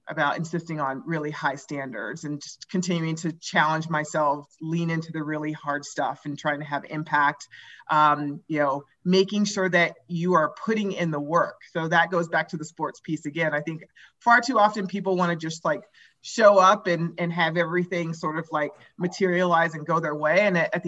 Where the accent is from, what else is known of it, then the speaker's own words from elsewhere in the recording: Anchorage, Alaska, United States; moved away as an adult; also born or lived in Oregon / San Francisco / New York; now in Colorado, United States; I grew up in Anchorage, Alaska, when I went to college at Oregon